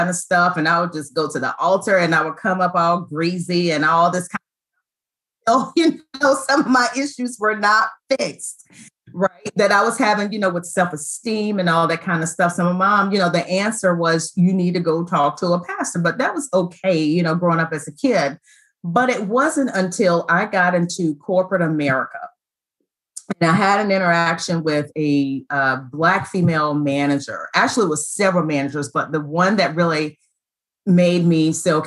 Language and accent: English; Roper, North Carolina, United States; I grew up in Eastern North Carolina